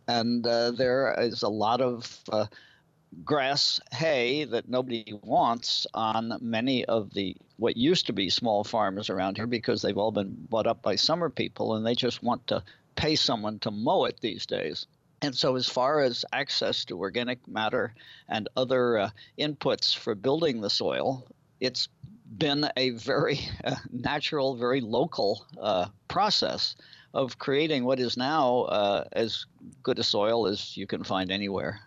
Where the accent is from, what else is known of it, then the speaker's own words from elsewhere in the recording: New Jersey, United States; also born or lived in New England; now in Maine, United States; I was born and brought up in New Jersey, but I spent most of my life in New England